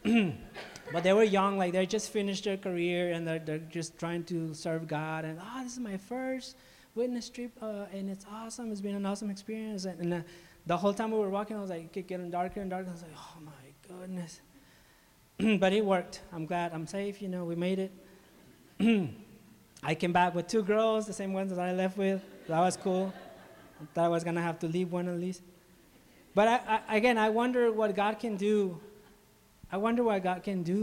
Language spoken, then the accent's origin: English; Ciudad Juárez, Chihuahua, Mexico; now in Chihuahua, Mexico; I'm from Mexico. I was born and raised in Juarez